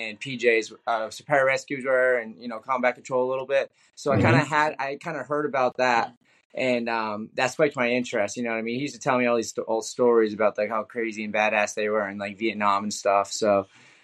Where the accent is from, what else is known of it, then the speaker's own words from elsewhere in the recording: Freetown, Massachusetts, United States; I grew up in this town called Freetown, like 45 minutes south of the city.